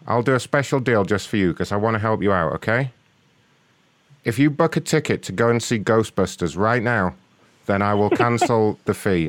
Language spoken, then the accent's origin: English; London, United Kingdom; now in United States; I'm from London originally, but I work for AMC now, so I live in America.